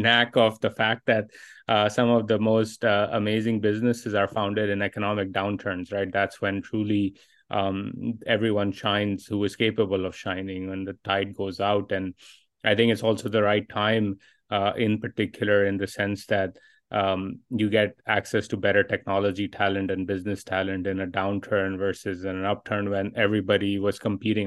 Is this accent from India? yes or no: no; Pakistan; my own experiences growing up in Pakistan